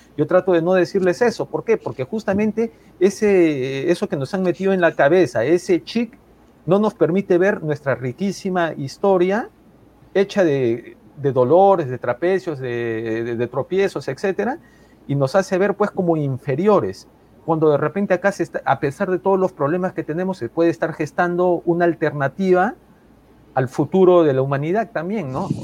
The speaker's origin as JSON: {"language": "Spanish", "country": "Peru", "said": "Soy peruano"}